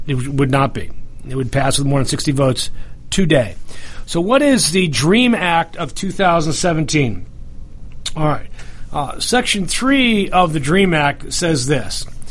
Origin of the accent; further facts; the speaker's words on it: the North, United States; accent: northern; now in Southern United States; I, said it with my northern accent